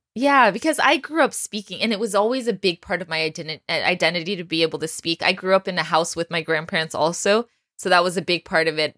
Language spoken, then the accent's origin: English; Texas, United States; I grew up in Texas